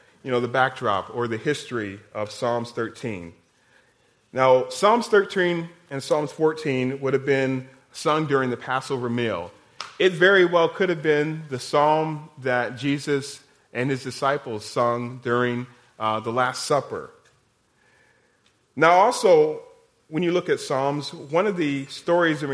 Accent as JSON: {"language": "English", "region": "Iowa", "country": "United States", "moved": "yes", "lives_now": "Kansas, United States", "said": "I'm from Iowa."}